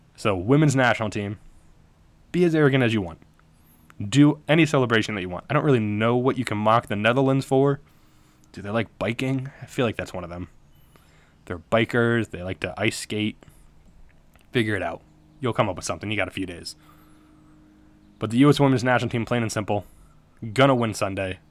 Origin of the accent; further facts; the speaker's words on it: United States; we're American